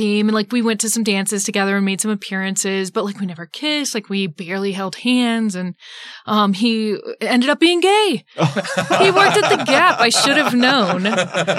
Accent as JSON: {"language": "English", "area": "Auburn / Federal Way", "region": "Washington", "country": "United States", "tie": "born or raised there", "also_born_or_lived": "Provo, Utah", "moved": "as an adult", "lives_now": "Utah, United States", "said": "Washington State, uh-huh. About halfway between Tacoma and Seattle. So in a small Auburn Federal Way town"}